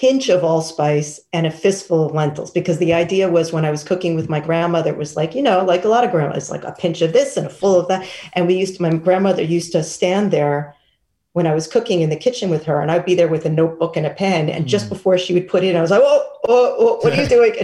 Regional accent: New York City, New York, United States; I grew up in Manhattan.

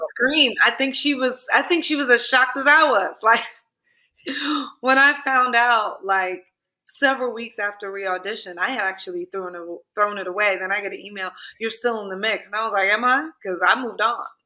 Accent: New York City, New York, United States; I'm from Clinton Hill, Fort Greene.

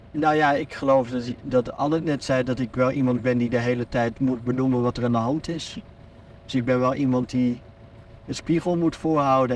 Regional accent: Netherlands; moved away as an adult; now in Belgium; als Nederlander in dit land

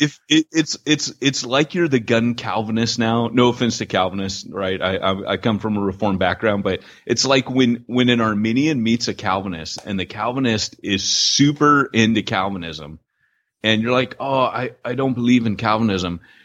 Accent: United States; moved away as an adult; also born or lived in United Kingdom; as an American

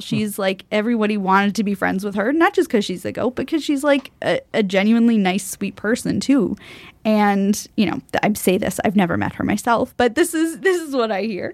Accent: United States; as an American

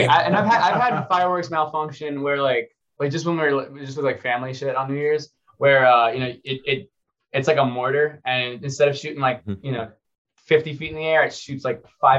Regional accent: Florida, United States; I grew up in Florida

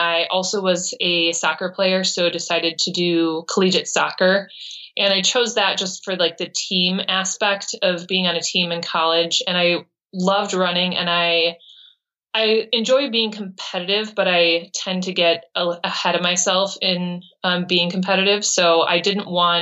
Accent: Brookfield, Wisconsin, United States; I was born in Brookfield, Wisconsin

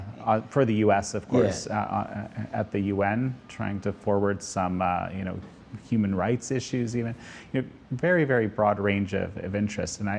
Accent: Canada; myself as a Canadian

